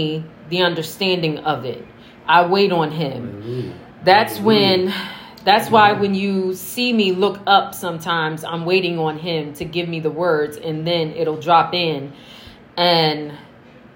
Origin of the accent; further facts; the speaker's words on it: Norristown, Pennsylvania, United States; also born or lived in Philadelphia, Pennsylvania; My mom felt the need to move me and my two siblings from Philly to where my uncle lived, which was Norristown, Pennsylvania